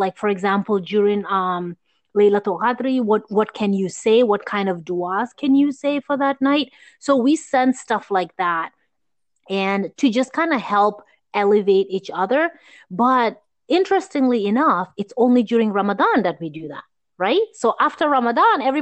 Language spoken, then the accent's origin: English; Gambia; moved away; growing up in Gambia